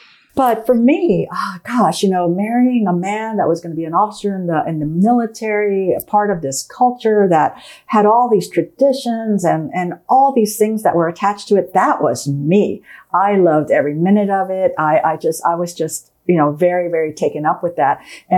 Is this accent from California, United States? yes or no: yes; Northern California, United States; moved away as an adult; also born or lived in Germany; this California girl growing up in Northern California, moving all the way across the country, and then moving all, you know, halfway across the world